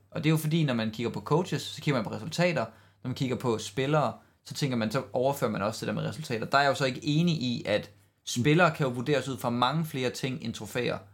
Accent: Denmark; sådan er vi bare som danskere

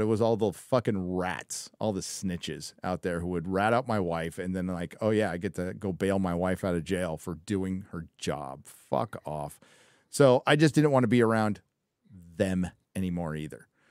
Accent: San Diego, California, United States; born or raised there

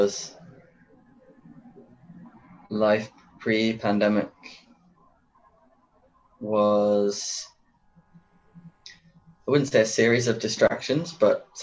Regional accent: New Milton, South East England, United Kingdom; also born or lived in Bournemouth; I grew up in an even smaller town, 8 miles east of that, called New Milton

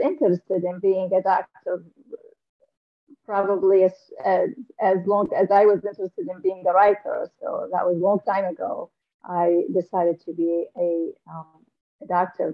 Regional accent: Damascus, Damascus Governorate, Syria; moved away as an adult; also born or lived in Aleppo, Syria; now in United States; I came from Syria. I was born in Damascus, Syria.

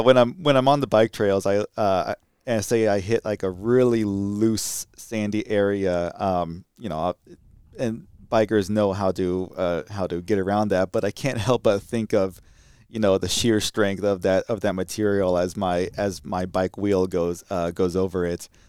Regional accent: California, United States; moved away; I'm from California.

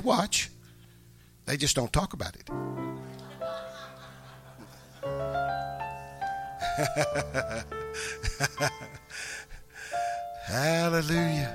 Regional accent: the Bible Belt, United States; we're from the Bible Belt

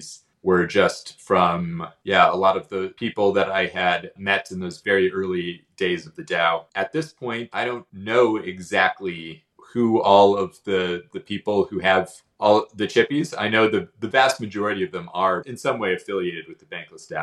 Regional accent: Arizona, United States; moved away as an adult; also born or lived in South Korea / Myanmar; I grew up in Arizona

